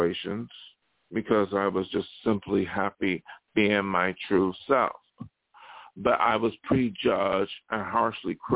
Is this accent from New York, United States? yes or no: yes; Buffalo, New York, United States; moved away; also born or lived in Los Angeles; in my hometown